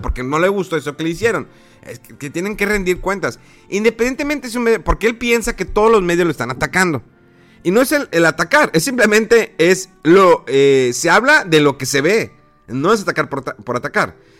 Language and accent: Spanish; Mexico; como mexicano, como votante